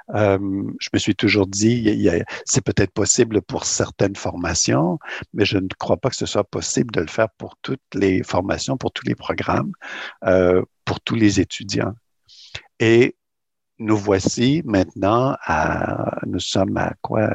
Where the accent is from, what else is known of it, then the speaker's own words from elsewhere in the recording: Rimouski, Quebec, Canada; also born or lived in New Brunswick / Montreal; now in Toronto, Canada; je suis né au Québec euh, dans la belle région du Bas-Saint-Laurent. Je suis originaire de Rimouski, dans le Bas-Saint-Laurent